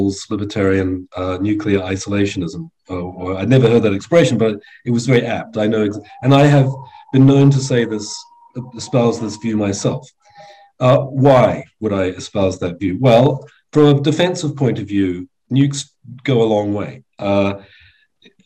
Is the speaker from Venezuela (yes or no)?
no; New Zealand; now in England, United Kingdom; I'm a New Zealander by birth. I live in England now